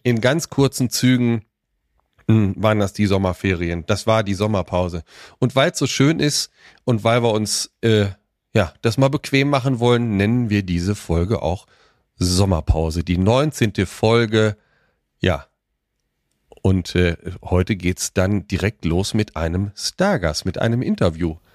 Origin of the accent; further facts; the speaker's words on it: Weserbergland, Lower Saxony, Germany; ich komme ja aus dem Norden, ja, im Weserbergland